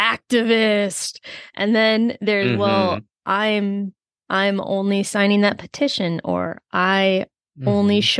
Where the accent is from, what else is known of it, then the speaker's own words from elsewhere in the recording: Minnesota, United States; my home state of Minnesota